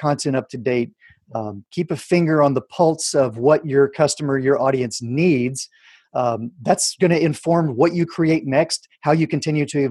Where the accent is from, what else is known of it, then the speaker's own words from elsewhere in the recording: Houston, Texas, United States; the Art Institute of Houston, where I'm my hometown